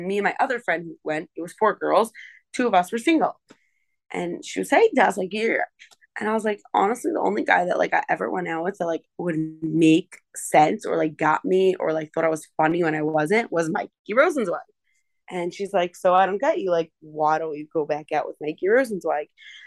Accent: New York, United States; I'm from New York

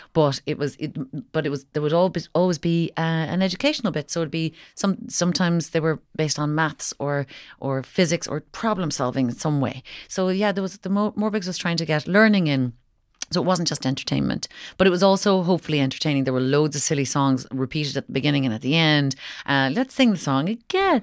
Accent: Kinsale, Munster, Ireland; I was from, I'm from Kinsale

